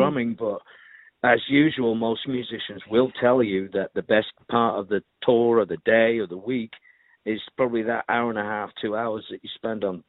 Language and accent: English; Manchester, North West England, United Kingdom; moved away as an adult; also born or lived in London; I'm from Manchester, England